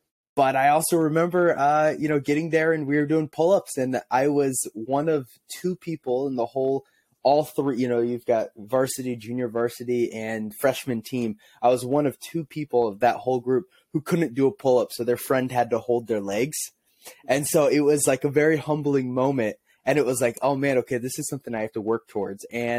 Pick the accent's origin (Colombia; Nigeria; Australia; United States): United States; St. Louis, Missouri; I wanted to be Albert Pujols, born and raised in St. Louis, big Cardinals fan, Albert Pujols was my hero.